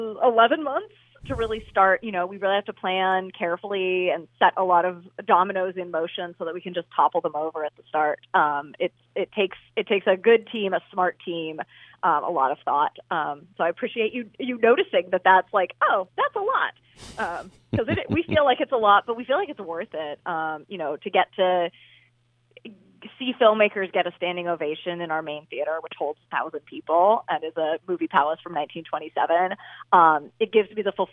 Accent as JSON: {"language": "English", "town": "Seattle", "region": "Washington", "country": "United States", "moved": "yes", "lives_now": "Milwaukee, United States", "said": "I'm not originally from Milwaukee, but as a Seattleite originally"}